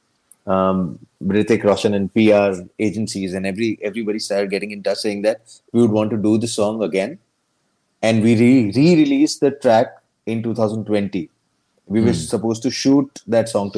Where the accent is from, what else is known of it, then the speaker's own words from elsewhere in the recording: Ahmedabad, Gujarat, India; also born or lived in Bharuch, Gujarat / Bombay; I was born in Bharuch, this small town in Gujarat. So I was born there. And then we shifted to Ahmedabad